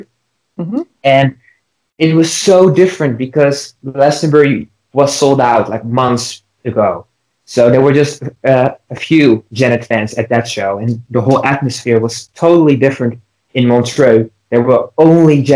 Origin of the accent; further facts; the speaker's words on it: Netherlands; I'm from the Netherlands